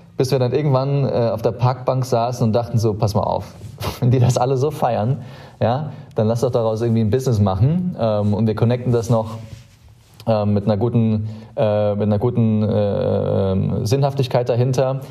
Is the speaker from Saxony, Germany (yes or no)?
no; Saarland, Germany; moved away; ich bin sehr, sehr behütet im Saarland aufgewachsen